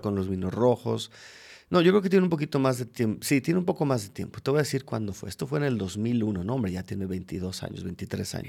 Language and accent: Spanish; Mexico City, Mexico; moved away as an adult; now in Querétaro, Mexico; alguien de la Ciudad de México como yo